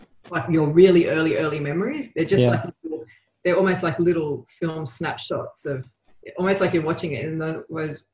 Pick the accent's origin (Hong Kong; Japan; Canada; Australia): Australia; also born or lived in Uruguay; I was born in Australia, but I went back to Uruguay when I was like three.